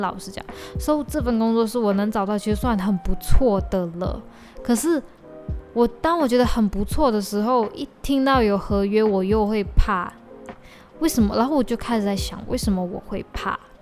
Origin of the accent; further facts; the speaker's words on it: Malaysia; 我的身份证号码前面是零二一一零四，意思就是说就是我是二零零二年出生，十，二零零二年十一月四日出生